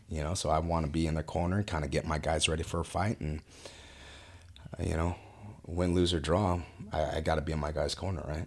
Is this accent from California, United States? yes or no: yes; Westminster, California, United States; moved away as an adult; also born or lived in Fountain Valley, California; now in Murrieta, United States; born and raised in Westminster